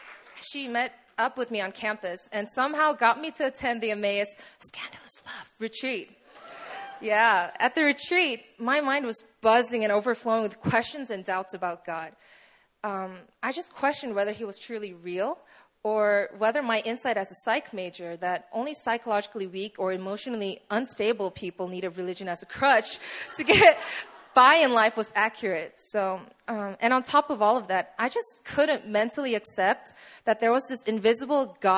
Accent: Poland; So, hi, you obviously know … I'm 19 years old. I'm originally from Poland

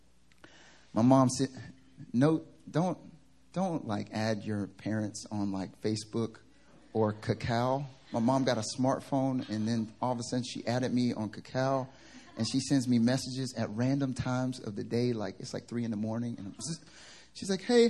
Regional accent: the South, United States; now in Seoul, South Korea; I'm from the South, but it's not that Southern

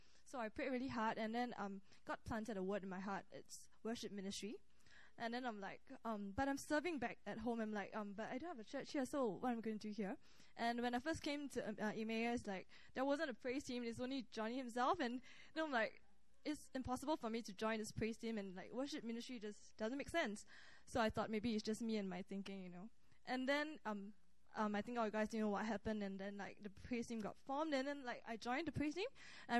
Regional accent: Singapore; now in Korea; from Singapore. So I just want to share a bit of a testimony of myself. So before I came to Korea, I wanted to know, like, what am I here for?

